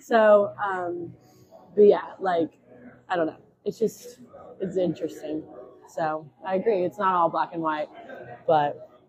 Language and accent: English; Jackson, Tennessee, United States; moved away as an adult; also born or lived in Birmingham, Alabama; now in Memphis, United States; I'm originally from Jackson, Tennessee, so not too far. But yeah, I'm a West Tennessee girl through and through